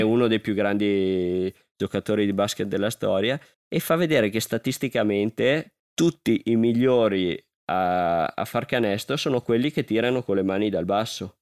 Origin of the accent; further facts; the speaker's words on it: Alpago, Veneto, Italy; dal mio paese